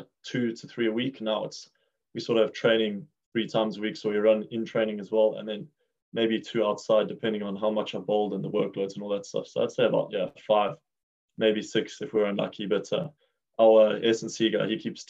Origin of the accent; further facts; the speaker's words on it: South Africa; moved away; I grew up in South Africa